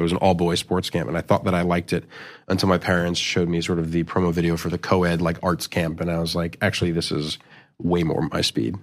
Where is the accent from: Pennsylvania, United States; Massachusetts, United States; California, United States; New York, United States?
New York, United States; New York City; I grew up in, in New York City in, uh, in Chelsea.